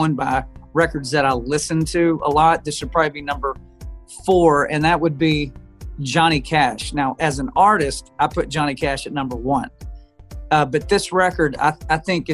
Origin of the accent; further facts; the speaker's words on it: Amarillo, Texas, United States; I come from Amarillo, Texas. That's my hometown.